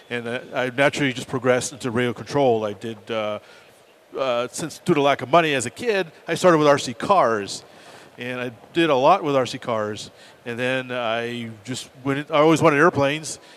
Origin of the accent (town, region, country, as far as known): Northeast, United States; born or raised there